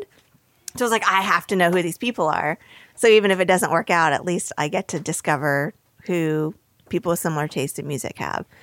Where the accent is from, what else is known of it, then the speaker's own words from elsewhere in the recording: northern New Jersey, United States; I grew up in northern New Jersey, about 30 minutes outside of New York City